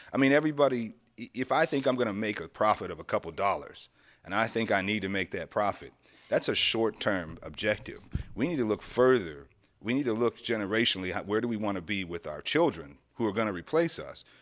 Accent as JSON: {"language": "English", "town": "Erie", "region": "Pennsylvania", "country": "United States", "tie": "born or raised there", "moved": "as an adult", "said": "this is my hometown."}